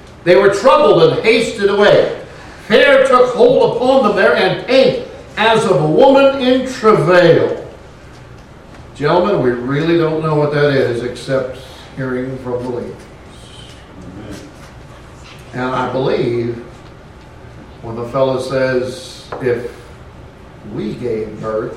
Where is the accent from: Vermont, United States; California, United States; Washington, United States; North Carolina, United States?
California, United States; Oakland; moved away; I was born in Oakland. And compared to the country, I'm a recovering city boy.